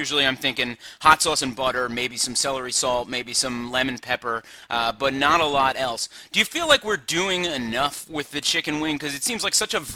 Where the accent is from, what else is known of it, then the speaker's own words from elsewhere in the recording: Long Island, New York, United States; I was born on Long Island